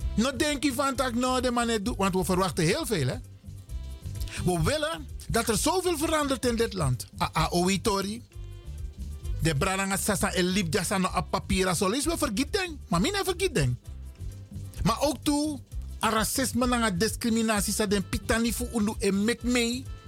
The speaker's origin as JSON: {"language": "Dutch", "country": "Netherlands", "said": "Wij zijn Nederlanders. We zijn geen Hollanders."}